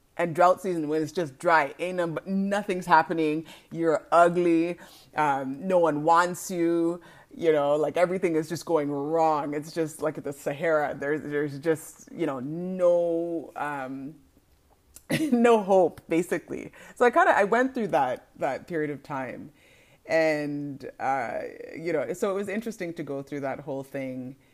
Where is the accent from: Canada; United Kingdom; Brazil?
Canada; I am a born and raised Canadian